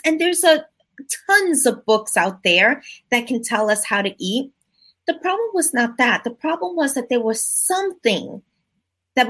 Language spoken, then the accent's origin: English; New York City, New York, United States; I am from the Bronx, New York